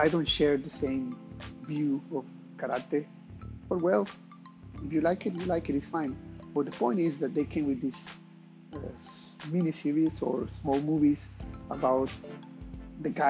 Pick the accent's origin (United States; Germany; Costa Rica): Costa Rica; moved away; I'm from Costa Rica